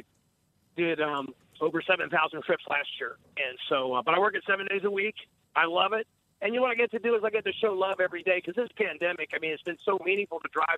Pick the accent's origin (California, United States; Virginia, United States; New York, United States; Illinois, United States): Virginia, United States; Charlottesville; born or raised there